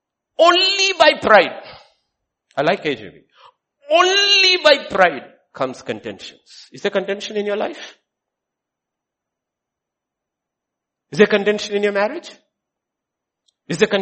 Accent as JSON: {"language": "English", "country": "India", "tie": "born or raised there", "said": "we grew up seeing in India"}